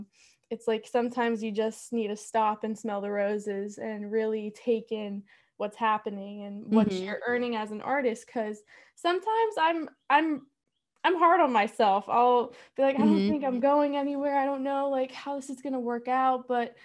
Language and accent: English; Maryland, United States; I'm from Maryland.